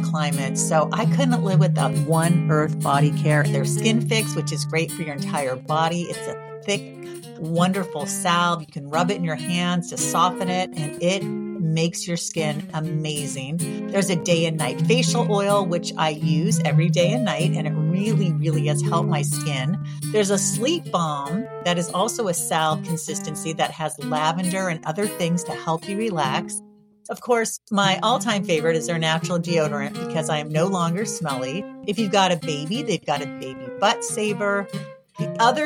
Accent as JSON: {"language": "English", "region": "California", "country": "United States", "tie": "born or raised there", "moved": "as an adult", "lives_now": "Massachusetts, United States", "said": "I grew up in California. So like I've been here 23 years"}